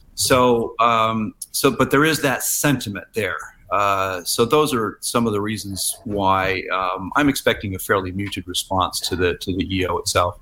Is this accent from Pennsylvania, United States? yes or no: no; Silicon Valley, California, United States; moved away as an adult; also born or lived in San Francisco; now in Shanghai, China; I'm from Silicon Valley originally